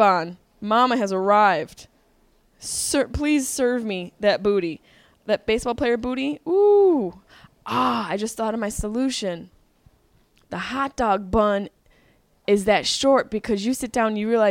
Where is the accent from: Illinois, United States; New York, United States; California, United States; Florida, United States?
New York, United States; Syracuse; moved away; I'm from the East Coast, per se, Syracuse. But I lived in New York City for almost 10 years